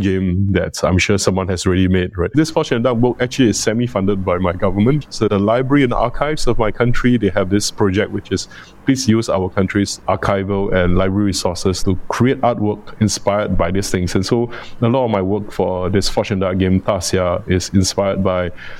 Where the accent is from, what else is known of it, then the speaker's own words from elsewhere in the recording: Singapore; for the Chinese in Singapore, we have a lot of different migration flows